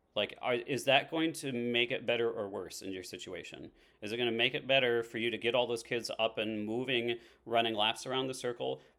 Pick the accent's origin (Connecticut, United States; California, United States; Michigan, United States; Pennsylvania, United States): Michigan, United States; Haslett; also born or lived in Sturgis, Michigan; now in East Lansing, United States; I grew up in Hazlitt, so this is, like, ba-, back in my roots.